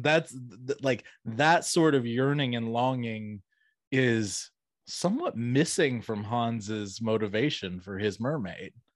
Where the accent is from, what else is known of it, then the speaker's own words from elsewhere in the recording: Atlanta, Georgia, United States; now in Augusta, United States; I grew up around the Atlanta area